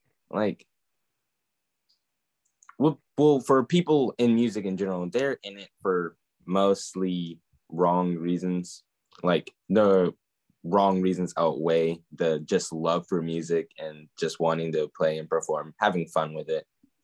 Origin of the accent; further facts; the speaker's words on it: North Carolina, United States; also born or lived in Michigan; I was born in Michigan, moved to North Carolina when I was 3.